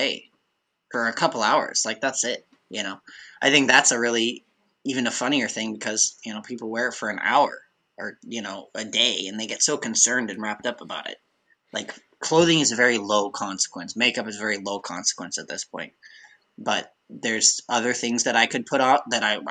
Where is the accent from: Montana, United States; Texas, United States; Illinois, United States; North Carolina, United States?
Montana, United States; Billings; growing up in Billings, Montana